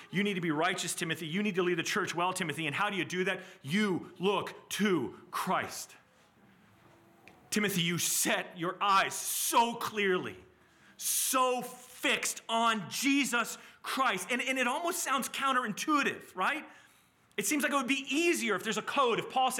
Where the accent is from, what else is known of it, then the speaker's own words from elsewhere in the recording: Southeast, United States; I grew up in the Southeast in a Southern Baptist church